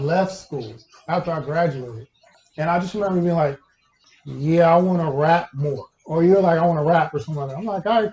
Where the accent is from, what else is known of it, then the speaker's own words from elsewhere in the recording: Houston, Texas, United States; also born or lived in Kansas City, Kansas / Fort Bend County, Texas; I was in Houston from kindergarten to sixth grade